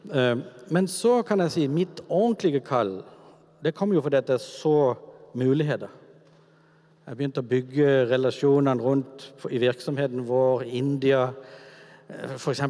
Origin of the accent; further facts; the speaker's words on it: Kvinesdal, Agder, Norway; min oppvekst er egentlig veldig sånn normal i gata hjemme i Kvinesdal med de gutta som bodde der.